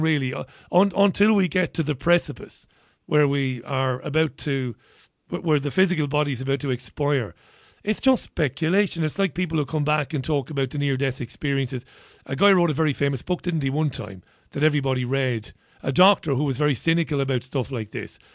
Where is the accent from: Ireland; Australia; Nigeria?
Ireland; Waterford, Munster; So I grew up in Waterford